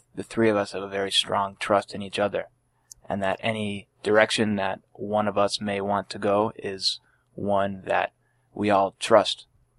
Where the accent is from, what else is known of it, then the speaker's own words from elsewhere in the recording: Boylston, Massachusetts, United States; that's the town that I grew up in is Boylston